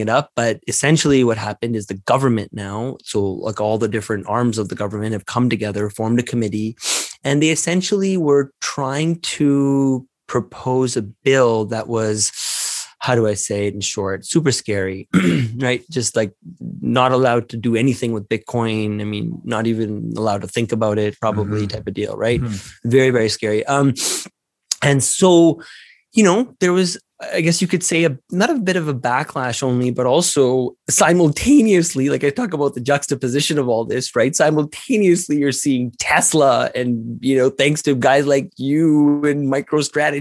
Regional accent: Canada; I'm a Canadian

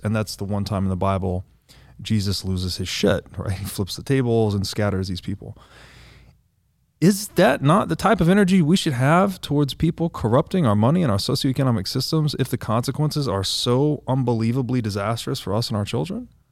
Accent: the South, United States; I grew up Christian in the South

